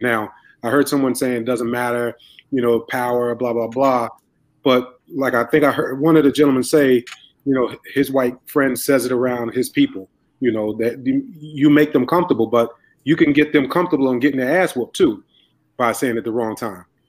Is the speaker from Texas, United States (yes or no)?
no; Spartanburg, South Carolina, United States; moved away; me coming from Spartanburg as well, moving up here